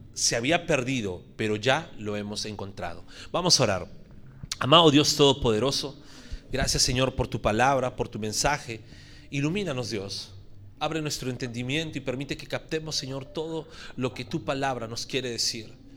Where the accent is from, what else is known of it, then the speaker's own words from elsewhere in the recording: Puerto Rico; estoy hablando como puertorriqueño